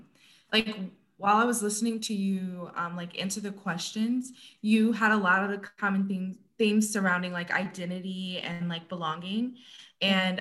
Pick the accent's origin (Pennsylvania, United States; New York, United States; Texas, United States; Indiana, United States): Indiana, United States; South Bend; I am from South Bend